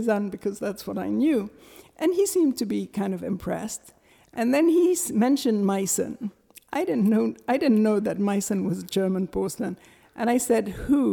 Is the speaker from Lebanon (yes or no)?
yes; Beirut, Beirut Governorate, Lebanon; moved away; also born or lived in Syria; when I was growing up here